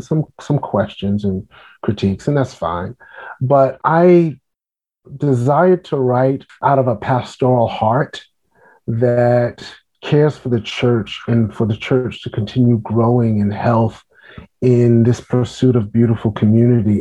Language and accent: English; New York City, New York, United States; now in Washington, D.C., United States; I am a native New Yorker. I grew up in Brooklyn, New York